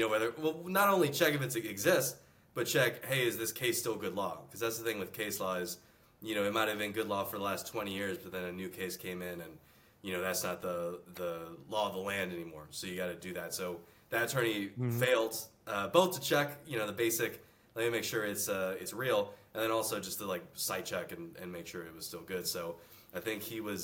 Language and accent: English; Houston, Texas, United States; moved away as an adult; also born or lived in Virginia / New York City; now in Austin, United States; I grew up in Texas, born and raised Houston, Texas